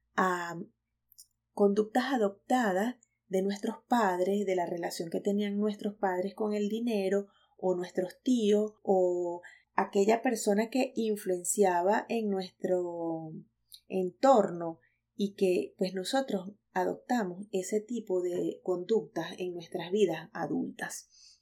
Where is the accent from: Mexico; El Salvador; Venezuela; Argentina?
Venezuela; moved away as an adult; now in United States; soy venezolana